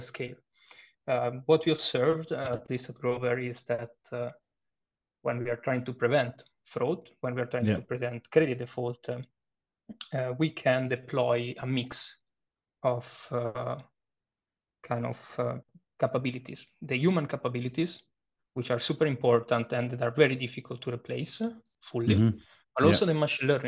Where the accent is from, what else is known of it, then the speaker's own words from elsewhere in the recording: Italy; accent: Italian; English is a second language; moved away as an adult; now in Berlin, Germany; I am Italian, as you may infer from my accent